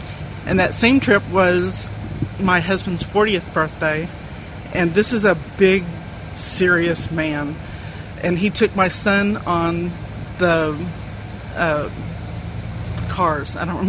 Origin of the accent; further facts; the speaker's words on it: Texas, United States; I'm caught on the boards, and I'm from Texas.